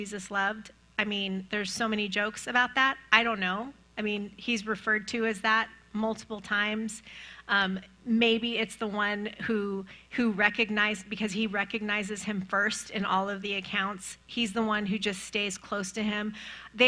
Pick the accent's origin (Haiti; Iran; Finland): Iran; moved away; I'm from Iran